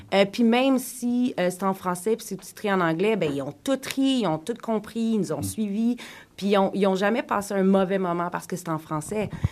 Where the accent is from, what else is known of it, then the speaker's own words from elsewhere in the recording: Quebec, Canada; first language French; now in Toronto, Canada; je viens du Québec, je suis francophone